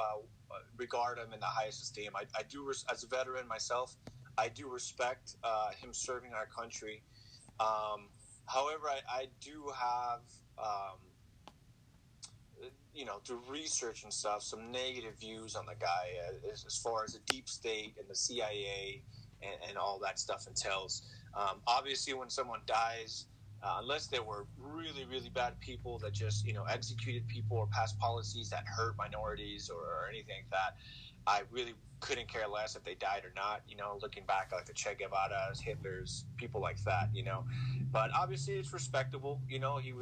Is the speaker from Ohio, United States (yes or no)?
no; California, United States; I was raised in California, born and raised